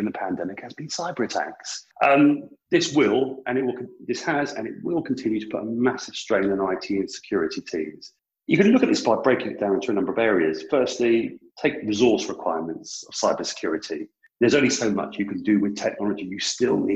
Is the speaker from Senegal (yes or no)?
no; United Kingdom; I'm British